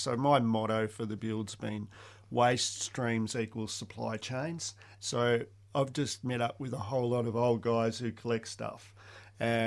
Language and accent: English; Australia; I grew up on the Murray yabbying, kind of like Huck Finn country it was